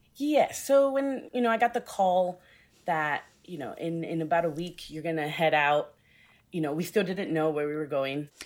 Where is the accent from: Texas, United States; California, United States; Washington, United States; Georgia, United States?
Texas, United States; Houston; also born or lived in New York; born and raised in Houston